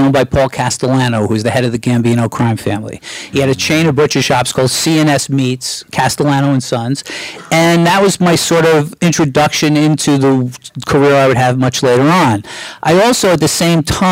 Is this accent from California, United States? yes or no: no; New York City, New York, United States; moved away as an adult; now in Los Angeles, United States; I grew up in Brooklyn. I lived in an area called Marine Park